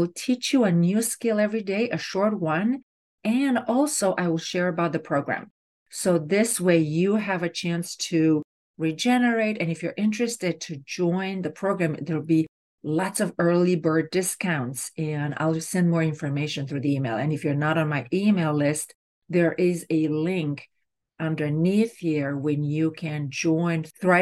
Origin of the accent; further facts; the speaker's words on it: Romania; moved away; I grew up in Romania, and back then, grades were done orally